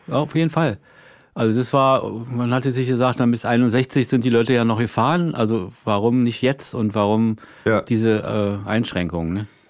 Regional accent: Berlin, Germany; als Berliner ist es ja durch die Mauer sowieso immer ein Problem gewesen. Man guckte, ich guckte da von der Arbeitsstelle gleich immer auf, auf West-Berlin

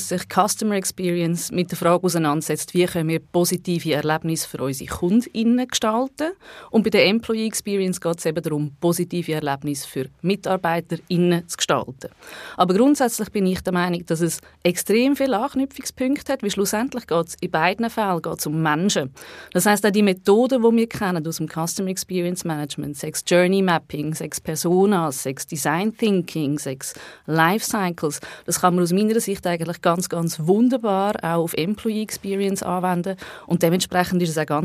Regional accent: Baden, Aargau, Switzerland; Ich komme ursprünglich aus der Region Baden. Von dort kennen Tobias und ich uns auch.

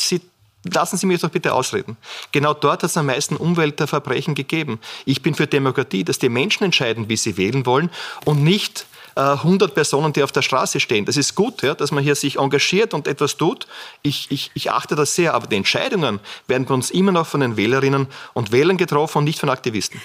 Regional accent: Burgenland, Austria; als Burgenländer

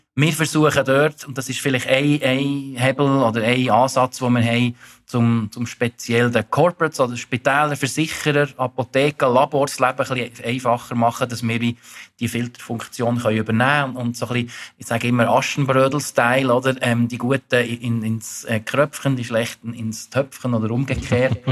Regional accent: Thun, Bern, Switzerland; moved away as an adult; now in Zurich, Switzerland; ich bin 44, ursprünglich aus Thun, aber seit 22 Jahren in Zürich wohnhaft

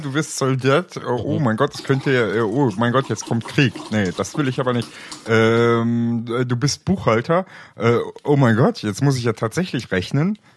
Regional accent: East Germany, Germany; also born or lived in Bavaria; ich bin ja Ostdeutscher und als solches gottverdammter kommunistischer Heide.

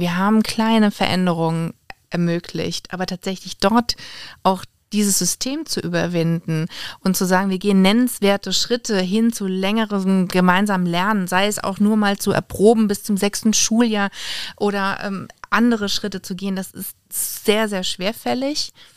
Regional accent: Oppenheim, Rhineland-Palatinate, Germany; Ganz klar Rheinhessen und Lieblingsstadt ist Oppenheim. Da komme ich her, da bin ich aufgewachsen, da lebe ich immer noch

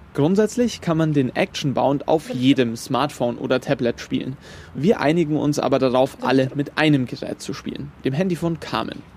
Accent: Munich, Bavaria, Germany; als geborener Münchner

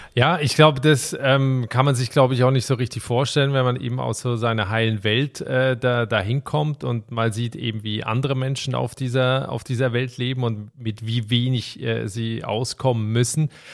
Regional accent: Switzerland; von der beschaulichen Schweiz, also meinem Heimatland

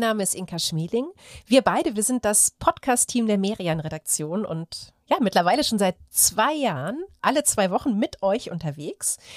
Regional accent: Aachen, North Rhine-Westphalia, Germany; Ich komme ja aus Aachen.

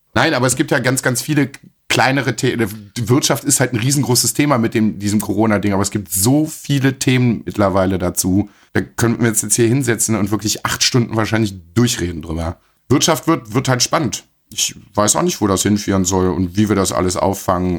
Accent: Germany; bei uns in Deutschland

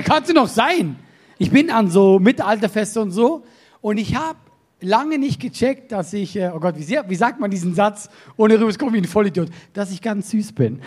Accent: Solothurn, Switzerland; Bei uns äh, in Solothurn, das ist unsere Stadt, wo ich herkomme

